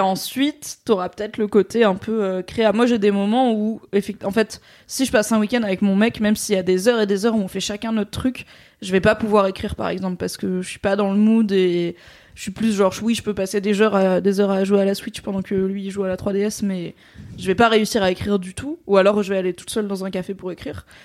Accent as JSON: {"language": "French", "town": "Valence", "region": "Auvergne-Rhône-Alpes", "country": "France", "tie": "born or raised there", "said": "la médiathèque de là où j'ai grandi, à Valence, dans la Drôme"}